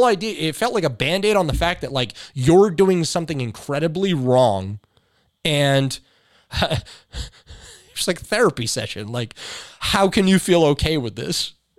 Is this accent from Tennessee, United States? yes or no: yes; Oak Ridge, Tennessee, United States; anybody I know, I'm from Secret City.